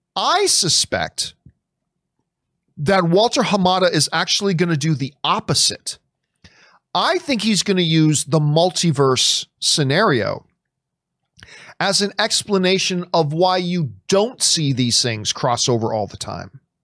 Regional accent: Hamilton, Ontario, Canada; moved away; Hamilton's my hometown

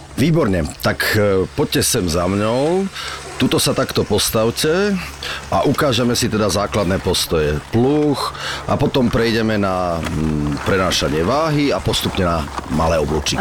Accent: Slovakia; som vyrastal v Tatrách

